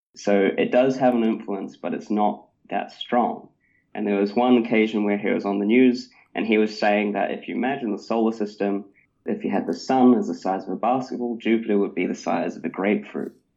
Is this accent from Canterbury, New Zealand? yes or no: yes; Christchurch, Canterbury, New Zealand; I grew up in Christchurch, New Zealand